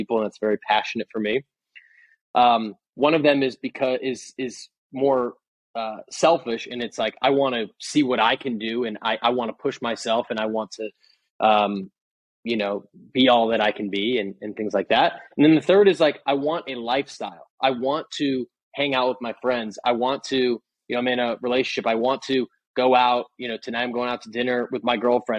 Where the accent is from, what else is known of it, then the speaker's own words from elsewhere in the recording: Boston, Massachusetts, United States; moved away as an adult; also born or lived in San Francisco; I'm from Boston. I moved out to San Francisco